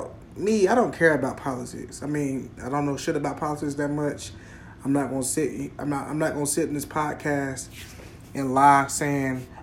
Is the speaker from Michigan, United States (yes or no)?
no; Florida, United States; moved away; also born or lived in South Carolina; me growing up in Florida